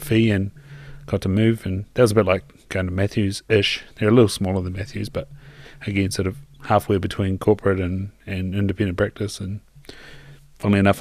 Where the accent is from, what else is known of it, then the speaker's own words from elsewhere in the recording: Invercargill, Southland, New Zealand; moved away; also born or lived in Christchurch; even though I'm from Invercargill, I'd spent plenty of time in Christchurch